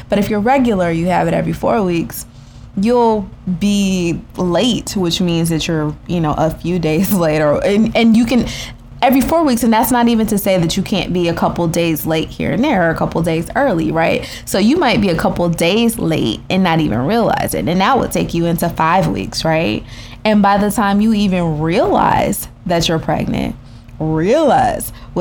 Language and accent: English; Texas, United States; also born or lived in California; we both grew up in Texas